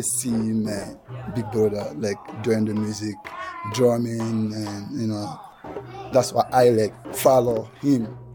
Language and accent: English; Guinea; English is a second language; moved away as an adult; now in Montrose, United States; I'm come from West Africa, Guinea